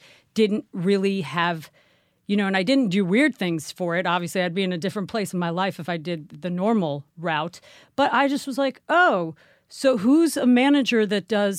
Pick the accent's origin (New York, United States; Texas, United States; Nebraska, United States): New York, United States; Manhattan; In Manhattan.